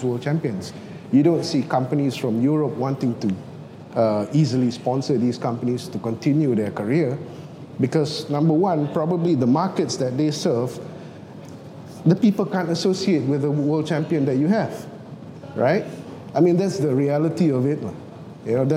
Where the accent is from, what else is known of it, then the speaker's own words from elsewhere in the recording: Malaysia; proud as a Malaysian